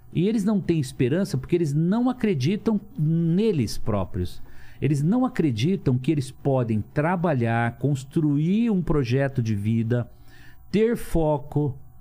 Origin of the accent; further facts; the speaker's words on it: Lins, São Paulo, Brazil; also born or lived in Cafelândia; nasci em Cafelândia, morando em Lins com 3 anos de idade